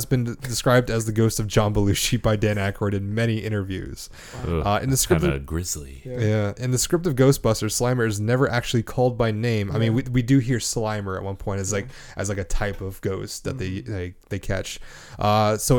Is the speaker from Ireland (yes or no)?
no; Canada; I'm Canadian.